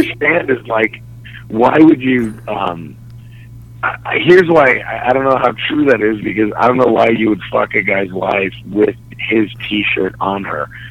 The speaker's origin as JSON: {"language": "English", "town": "Dallas", "region": "Texas", "country": "United States", "tie": "born or raised there", "moved": "yes", "said": "born and raised in Dallas"}